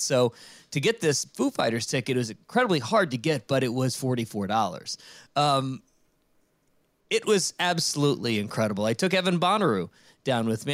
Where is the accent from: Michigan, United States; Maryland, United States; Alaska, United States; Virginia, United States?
Virginia, United States; Richmond; I grew up in Richmond, Virginia